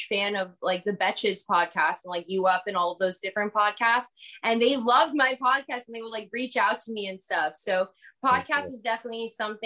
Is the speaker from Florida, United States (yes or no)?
yes; Broward County, Florida, United States; I'm from Broward County